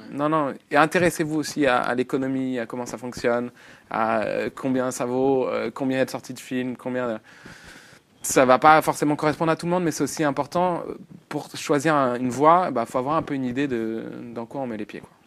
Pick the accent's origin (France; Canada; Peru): France; on est français, on est francophone